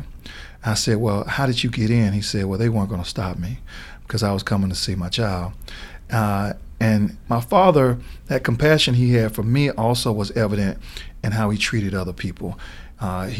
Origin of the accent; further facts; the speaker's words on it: Atlanta, Georgia, United States; when I got to the U.S. Attorney's Office here in Atlanta, that was because there was an opportunity to come back and serve the people of my hometown